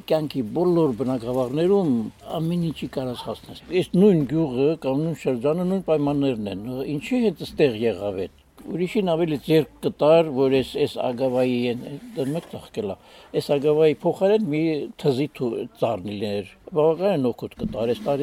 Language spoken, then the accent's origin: Armenian; Aygedzor, Tavush, Armenia; moved away as an adult; also born or lived in Ashtarak / Berd; Ես ես ծնունդով ես գյուղից եմ, Հայգեձորից եմ բայց դրսում եմ միշտ աշխատել